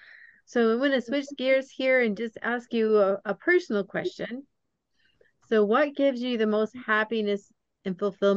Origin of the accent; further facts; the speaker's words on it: Atlanta, Georgia, United States; we're both from Atlanta